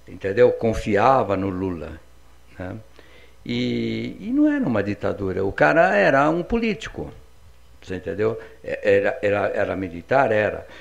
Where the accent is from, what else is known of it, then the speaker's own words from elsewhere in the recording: São Paulo, Brazil; do meu pedaço lá na Vila Diva, onde eu nasci, eu nasci na Vila Paulina, né? Em São Paulo.